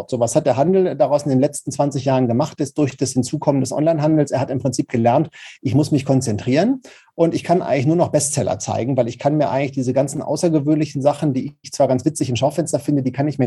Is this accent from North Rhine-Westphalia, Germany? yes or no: yes; Paderborn, North Rhine-Westphalia, Germany; Ich komme ja aus Paderborn das ist ja so ostwestfälische Provinz.